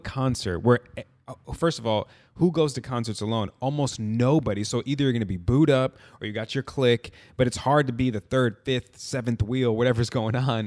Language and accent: English; Midwest, United States; been growing up in the Midwest